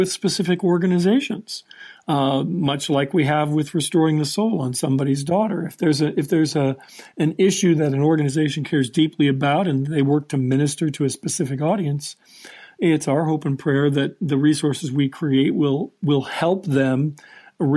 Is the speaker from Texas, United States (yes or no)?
no; Los Angeles, California, United States; I'm from Hollywood